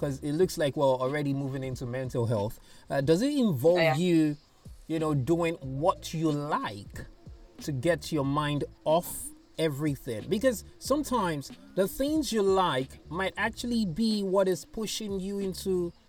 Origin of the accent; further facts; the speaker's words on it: Nigeria; I'm an Nigerian, I'm black.